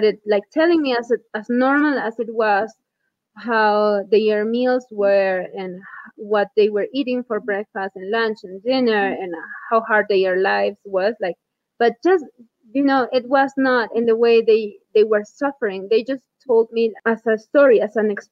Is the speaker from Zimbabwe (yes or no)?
no; Huarán, Cusco, Peru; moved away as an adult; I am from Huarán